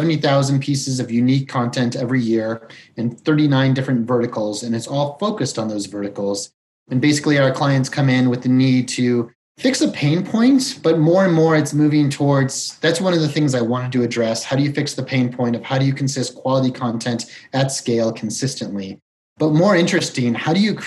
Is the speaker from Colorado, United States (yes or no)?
yes; Colorado, United States; moved away as an adult; also born or lived in Chicago / San Francisco / South America / Brazil; I was born in Chicago. I grew up in Colorado. I basically consider this my hometown